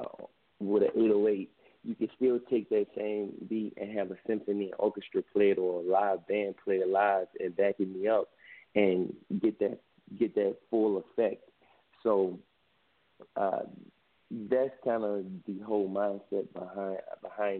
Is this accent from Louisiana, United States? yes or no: yes; New Orleans, Louisiana, United States; also born or lived in Vermont; I'm from New Orleans